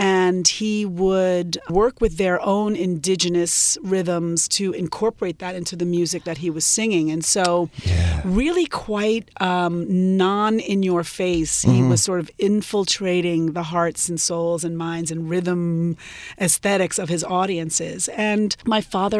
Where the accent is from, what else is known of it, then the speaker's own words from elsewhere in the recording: New York, United States; growing up in New York